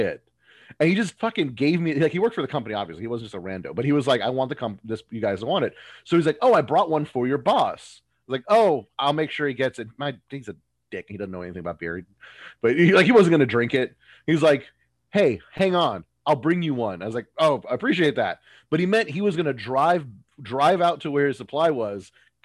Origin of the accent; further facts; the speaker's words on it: Texas, United States; I'm from Texas